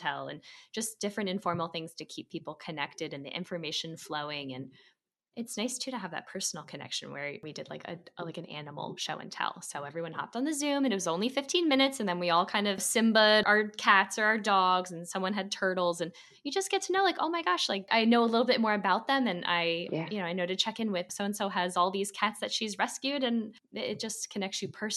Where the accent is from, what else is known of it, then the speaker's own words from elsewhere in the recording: Philadelphia, Pennsylvania, United States; also born or lived in San Francisco; now in Washington, D.C., United States; I'm from Philly originally